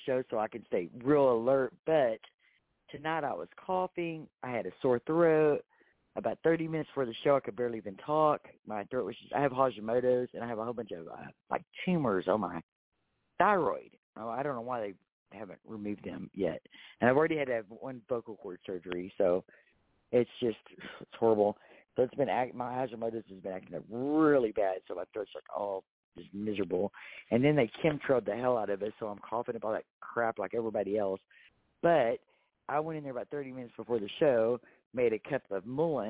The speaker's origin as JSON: {"language": "English", "region": "Texas", "country": "United States"}